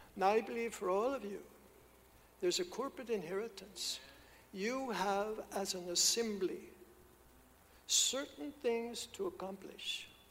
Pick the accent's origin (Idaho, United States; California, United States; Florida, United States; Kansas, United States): Kansas, United States; moved away; I'm from Kansas. There's not even water there